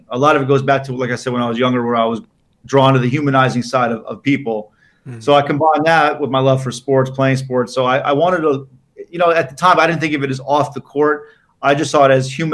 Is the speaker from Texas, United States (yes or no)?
no; Miami, Florida, United States; I'm from Miami, Florida, obviously a great city for outdoor sports